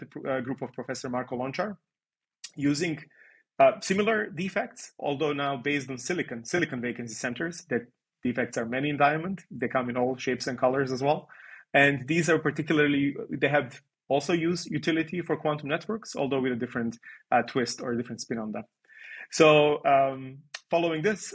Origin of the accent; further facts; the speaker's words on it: Serbia; moved away as an adult; also born or lived in Belgrade, Serbia / Netherlands; I come from Serbia, where I did my undergrad in Belgrade.